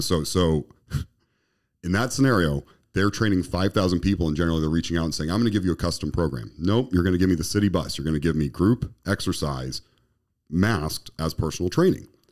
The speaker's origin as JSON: {"language": "English", "region": "Colorado", "country": "United States", "tie": "born or raised there", "moved": "yes", "said": "where I was raised in Colorado"}